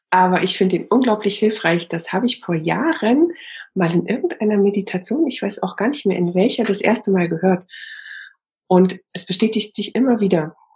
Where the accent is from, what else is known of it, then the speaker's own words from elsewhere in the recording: East Germany, Germany; Ich bin auch in der DDR aufgewachsen.